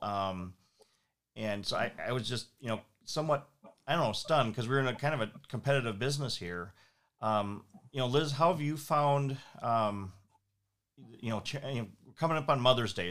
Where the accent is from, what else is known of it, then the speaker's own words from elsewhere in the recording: Saint Paul, Minnesota, United States; I had the advantage of growing up here, and so I grew up in St. Paul